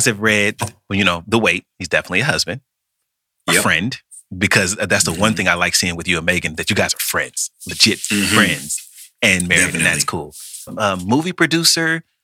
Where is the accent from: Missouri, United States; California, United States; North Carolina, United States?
Missouri, United States; Kansas City; moved away as an adult; now in Los Angeles, United States; I'm from Kansas City, Missouri